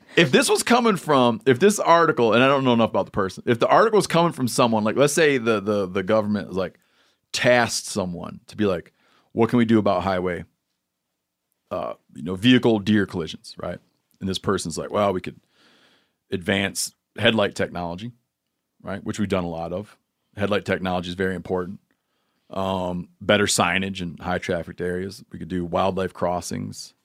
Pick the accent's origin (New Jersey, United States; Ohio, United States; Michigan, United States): Michigan, United States; my home state of Michigan